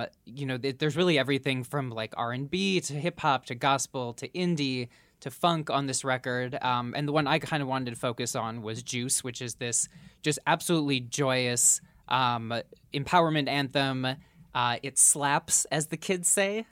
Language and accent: English; Minneapolis, Minnesota, United States; my hometown of Minneapolis